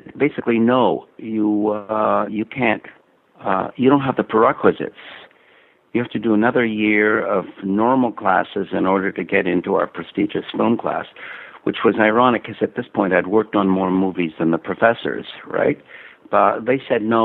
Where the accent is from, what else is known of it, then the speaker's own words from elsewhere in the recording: Montreal, Quebec, Canada; I'm from Montreal